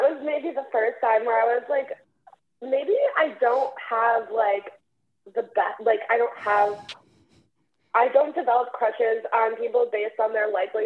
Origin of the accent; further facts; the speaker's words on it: Chicago, Illinois, United States; my hometown franchise